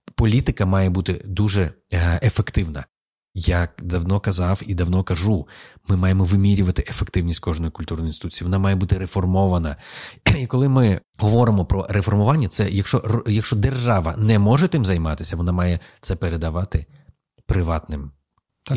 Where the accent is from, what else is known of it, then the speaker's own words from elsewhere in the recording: Lviv, Lviv Oblast, Ukraine; moved away; also born or lived in Kyiv; я народився у Львові, але я приїхав іншою людиною. Я вже не львів'янин взагалі. Я приїхав після 20 років життя в Києві